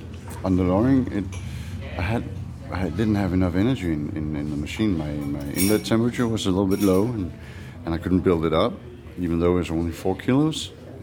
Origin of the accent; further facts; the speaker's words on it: Aarhus, Central Denmark Region, Denmark; English is a second language; I'm from Mokkerhausen, Aarhus.